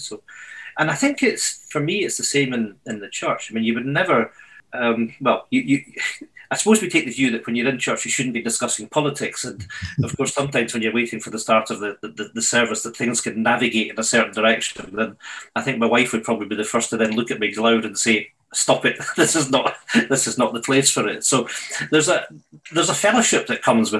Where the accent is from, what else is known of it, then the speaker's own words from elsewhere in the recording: Edinburgh, Scotland, United Kingdom; moved away as an adult; now in Scottish islands, United Kingdom; I grew up in Edinburgh